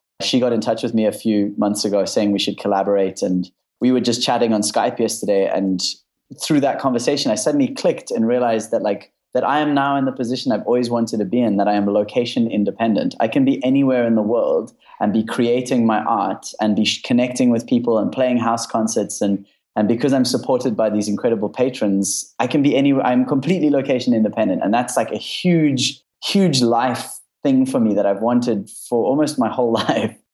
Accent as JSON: {"language": "English", "country": "South Africa", "moved": "yes", "said": "I'm from South Africa"}